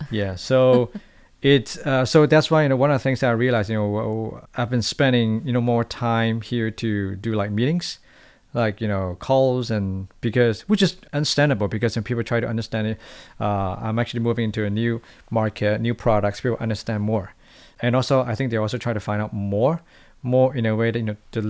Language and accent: English; Hong Kong; now in Taiwan; it's a very different kind of, you know, ways of doing things when I'm coming from Hong Kong.